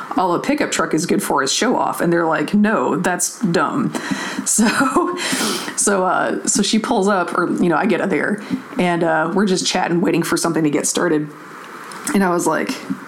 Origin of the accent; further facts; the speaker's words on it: the South, United States; I'm from the South